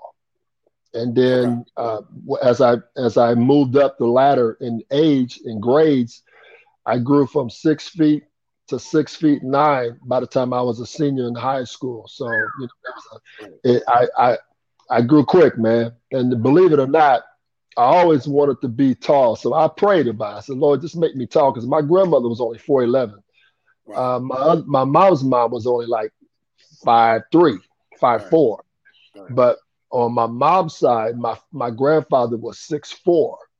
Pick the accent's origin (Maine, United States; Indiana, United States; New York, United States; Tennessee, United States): Indiana, United States; Anderson; I was born in Anderson, Indiana. I'm 61 years old. And I grew up, you know, I didn't grow up with a silver spoon in my mouth. I kind of grew up poor. We lived on the west side of Anderson